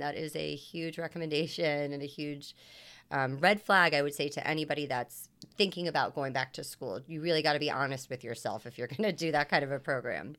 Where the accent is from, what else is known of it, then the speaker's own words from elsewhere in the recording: Washington, District of Columbia, United States; moved away as an adult; also born or lived in Long Island; I'm originally from Washington, D C